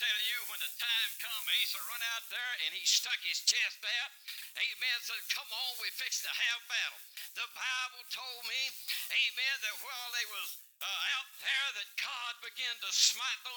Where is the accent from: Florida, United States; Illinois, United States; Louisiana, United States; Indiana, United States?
Louisiana, United States; I'm from Louisiana